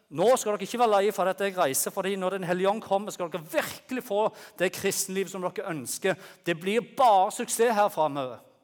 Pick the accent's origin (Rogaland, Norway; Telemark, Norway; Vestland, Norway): Rogaland, Norway; Bryne; moved away as an adult; now in Lyngdal, Norway; jeg kom opprinnelig fra Jæren. Dere vet, du, du hører sikkert det. Fra Bryne